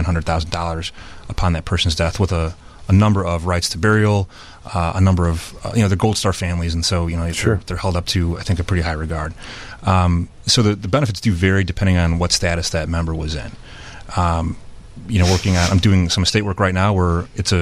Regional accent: Chicago, Illinois, United States; moved away as an adult; also born or lived in Florida; we grew up in Chicago

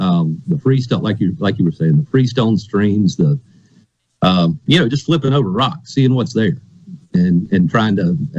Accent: Western North Carolina, United States; moved away as an adult; now in Mississippi, United States; I grew up in Western North Carolina in the foothills. And my father, I grew up with him trout fishing in Western North Carolina.

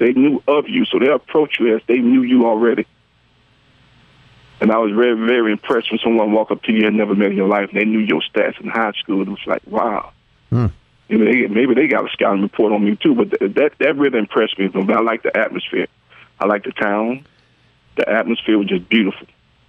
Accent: Birmingham, Alabama, United States; I'm from Birmingham.

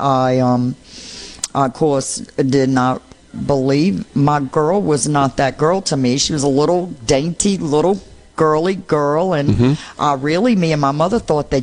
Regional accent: New Orleans, Louisiana, United States; accent: New Orleanian; moved away as an adult; also born or lived in Sossier, Mississippi / McComb, Mississippi; now in Mississippi, United States; I'm from New Orleans

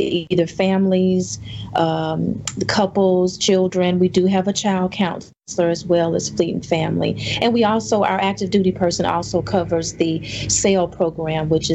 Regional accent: Meridian, Mississippi, United States; moved away as an adult; now in Gulfport, United States; I'm from Meridian, and being here on the coast, my family's about 2 hours away

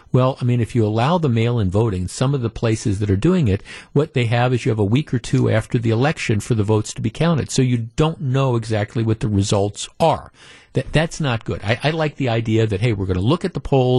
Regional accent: Glendale, Wisconsin, United States; when I was growing up in Glendale

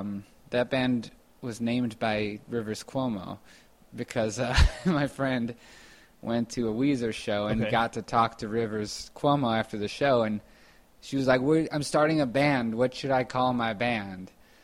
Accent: Evanston, Illinois, United States; I like Evanston. Evanston's a suburb. I think I was sort of grown up in the more rich part of Evanston.

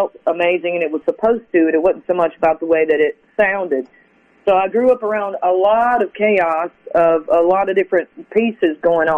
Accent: South Carolina, United States; I grew up in South Carolina. We moved around a lot

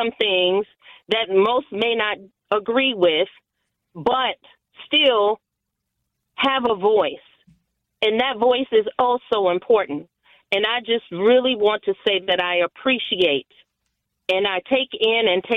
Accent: United States; I was born here in America

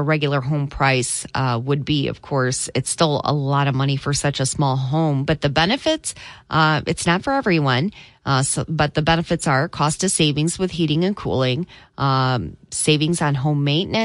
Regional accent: Michigan, United States; also born or lived in Louisiana / Florida; I was born and raised in Michigan

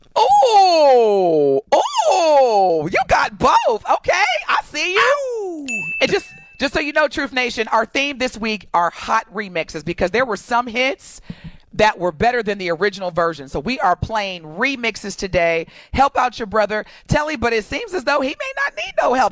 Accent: Evansville, Indiana, United States; growing up in Evansville

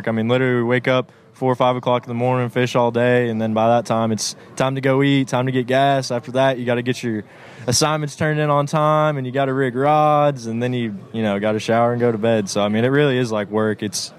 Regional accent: Rockwall, Texas, United States; moved away as an adult; now in Tennessee, United States; right outside of Dallas, called Rockwall, Texas. That's where I'm from

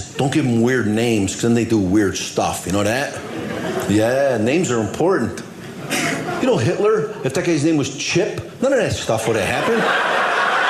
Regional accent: Chicago, Illinois, United States; first language English; I'm from Chicago

